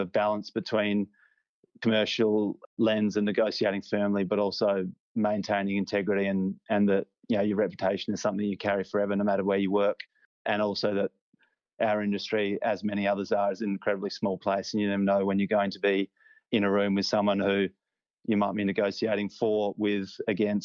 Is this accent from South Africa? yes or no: no; Adelaide, South Australia, Australia; accent: Aussie; moved away as an adult; also born or lived in London, United Kingdom; now in Sydney, Australia; growing up in Adelaide